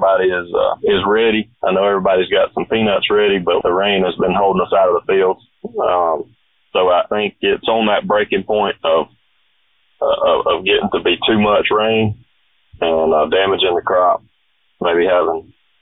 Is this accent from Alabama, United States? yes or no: yes; Headland, Alabama, United States; I grew up in Headland, and I went to school there